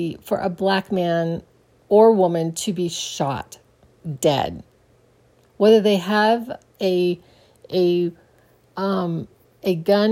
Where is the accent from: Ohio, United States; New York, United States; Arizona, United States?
Arizona, United States; Phoenix; I grew up in Phoenix, Arizona